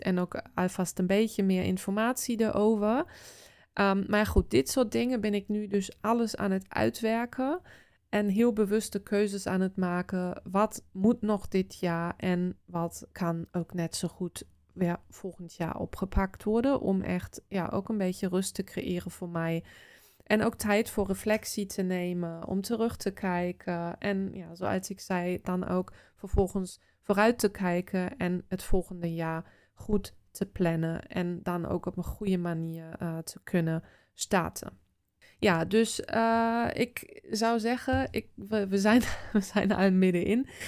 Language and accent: Dutch; Osterode am Harz, Lower Saxony, Germany; Dutch is a second language; now in Netherlands; in het dorp of de stad waar ik vandaan kom, Oosterode